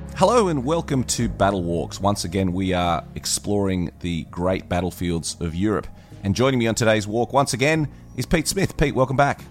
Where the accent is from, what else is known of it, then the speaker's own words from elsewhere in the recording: Australia; being an Aussie myself